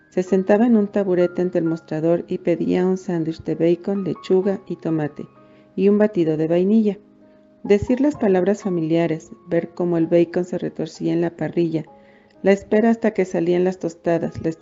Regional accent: Mexico; also born or lived in Toluca, State of Mexico; Soy mexicana, tengo 51 años y vivo en la ciudad de Toluca, México.

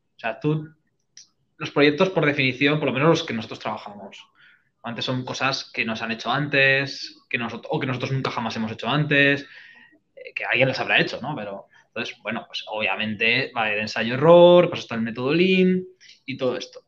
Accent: Spain; a nosotros como españoles

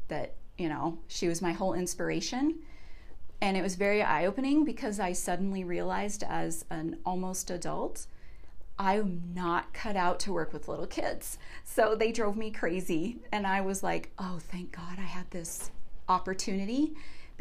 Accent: Jefferson County, Colorado, United States; I grew up in Jeffco and went to Stanley Lake High School

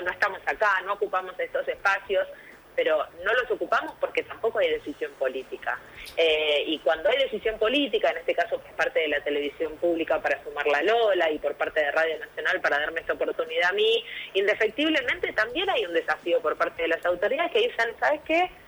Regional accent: Argentina; el fútbol eh, forma parte de nuestra idiosincrasia como argentinos y argentinas

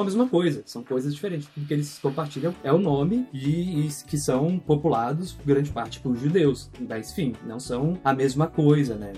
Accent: São Paulo, Brazil; also born or lived in Rio de Janeiro / Florianópolis; now in Porto Alegre, Brazil; Eu nasci no Rio de Janeiro, cresci em São Paulo, eh, passei um tempinho em Floripa e hoje em dia eu moro em Porto Alegre

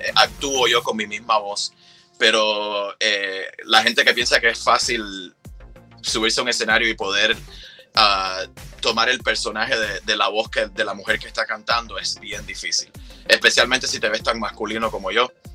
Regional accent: Cuba; vengo de Cuba

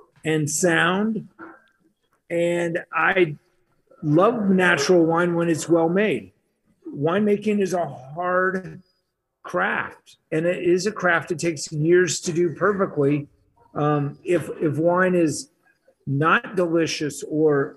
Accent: Scottsdale, Arizona, United States; moved away as an adult; also born or lived in Flagstaff / Aspen; I moved back to my hometown of Scottsdale

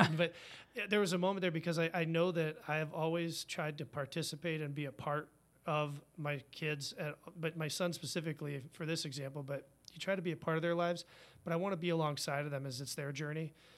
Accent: Virginia, United States; now in Madison, United States; I'm from Virginia. I'm a U V A fan

